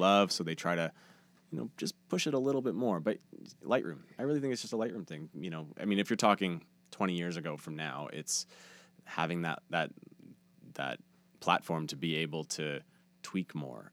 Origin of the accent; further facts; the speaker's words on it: Steinbach, Manitoba, Canada; moved away as an adult; now in Winnipeg, Canada; I was just moving to Winnipeg. I'm from Steinbach.